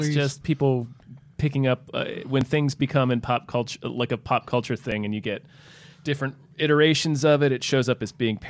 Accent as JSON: {"language": "English", "region": "the South", "country": "United States", "tie": "born or raised there", "said": "where I grew up in the South, we called every soda Coke."}